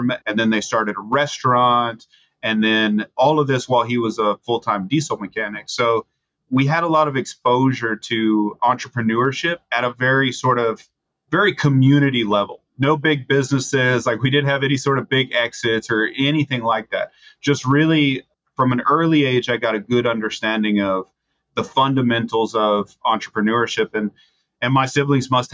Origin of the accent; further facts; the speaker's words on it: Bishop, Texas, United States; now in College Station, United States; So I grew up in South Texas, in a town called Bishop, Texas, small town, Bishop Badger